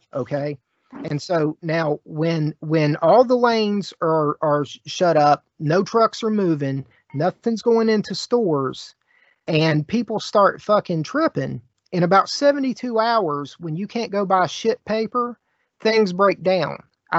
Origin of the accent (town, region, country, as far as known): West Virginia, United States; born or raised there